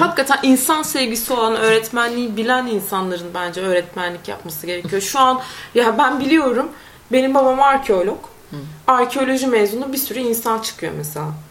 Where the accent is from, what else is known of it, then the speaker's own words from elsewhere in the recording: Konya, Turkey; moved away as an adult; also born or lived in Istanbul; Ben Konyalı bir insan olarak İstanbul'a geldim